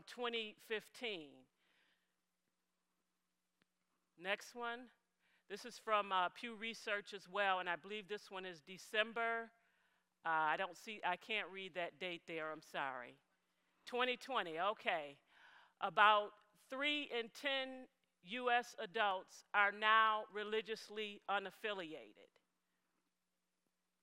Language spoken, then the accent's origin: English; Buffalo, New York, United States; I'm from Buffalo, New York. I was born and raised in Buffalo, New York